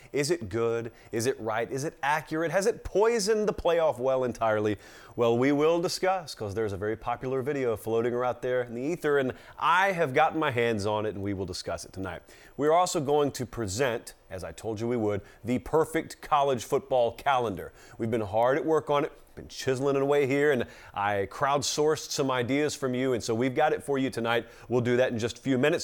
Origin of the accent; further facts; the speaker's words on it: Georgia, United States; I'm from Georgia